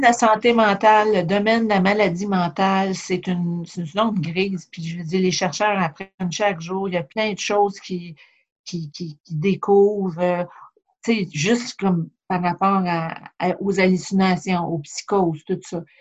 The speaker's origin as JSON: {"language": "French", "town": "Châteauguay", "region": "Quebec", "country": "Canada", "tie": "born or raised there", "also_born_or_lived": "Montreal", "moved": "as an adult", "lives_now": "Charlevoix, Canada", "said": "je viens pas de Charlevoix. Dans le fond, je suis native de, la banlieue de Montréal, Châteauguay"}